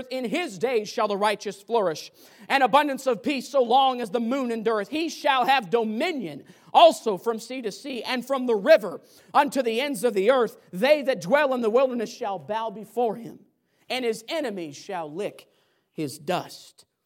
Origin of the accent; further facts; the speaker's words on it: Pacific Northwest, United States; Lord, with growing up in the Northwest, we get a lot of rain here.